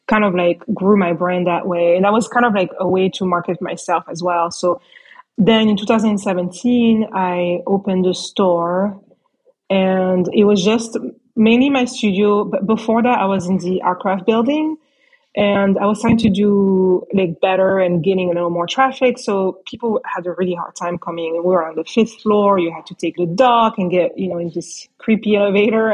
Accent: France; moved away as an adult; I grew up in France

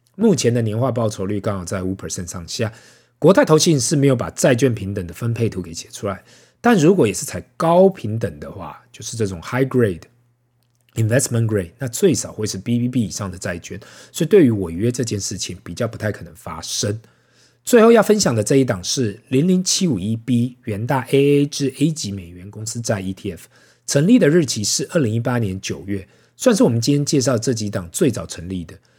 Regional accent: Taiwan; 身为台湾人呐

